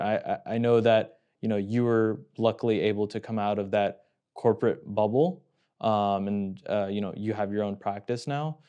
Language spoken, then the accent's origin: English; Houston, Texas, United States; now in Chicago, United States; coming from Houston